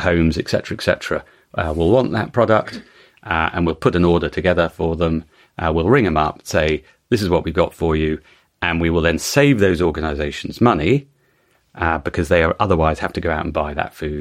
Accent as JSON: {"language": "English", "country": "United Kingdom", "said": "as a Brit"}